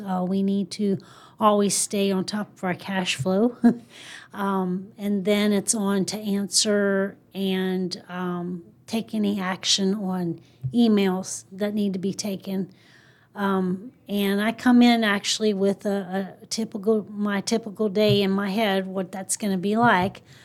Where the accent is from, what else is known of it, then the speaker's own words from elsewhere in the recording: Mount Jackson, Virginia, United States; moved away as an adult; now in South Texas, United States; I'm from a small town in Virginia called Mount Jackson